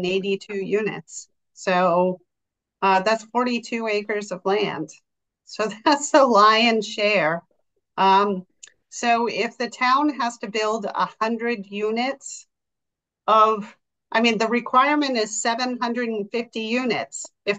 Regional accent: Milton, Massachusetts, United States; The town of Milton, which is actually my hometown

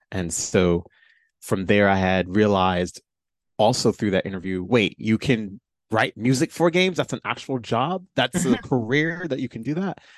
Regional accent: Chicago, Illinois, United States; I was born and raised in Chicago

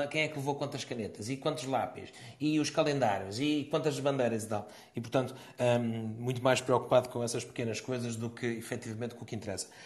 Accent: Portugal; a todos nós, sermos portugueses

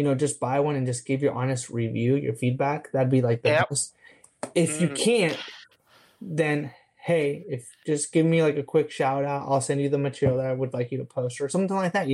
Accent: San Diego, California, United States; now in Jacksonville, United States; I'm from San Diego, California originally

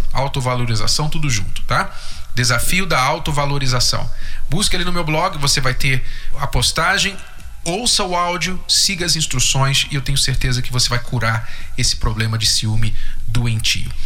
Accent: Poços de Caldas, Minas Gerais, Brazil; a gente é de Minas, de Poços de Caldas

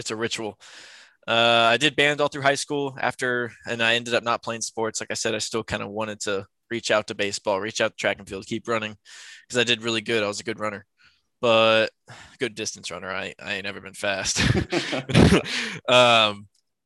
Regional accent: San Antonio, Texas, United States; I was born in San Antonio. I was born 15 minutes down the road from here. Lived throughout my life.

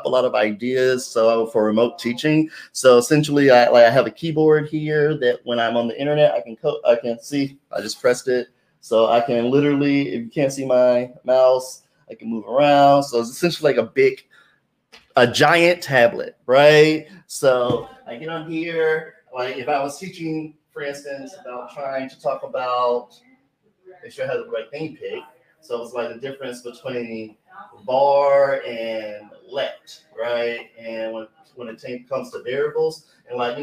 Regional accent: Memphis, Tennessee, United States; moved away as an adult; also born or lived in New York; I was looking around in my hometown

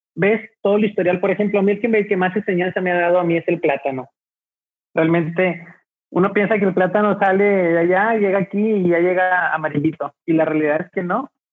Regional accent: Monterrey, Nuevo León, Mexico; nosotros aquí al momento de decir regios nos sentimos orgullosos primero por nuestra ciudad

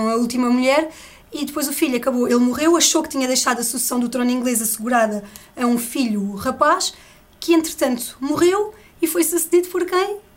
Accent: Algarve, Portugal; Eu sou do Algarve.

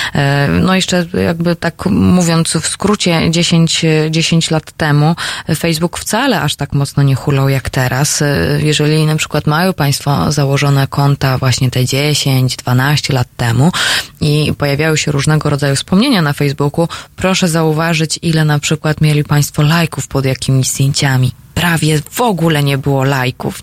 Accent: Silesian Voivodeship, Poland; sama jestem z Górnego Śląska

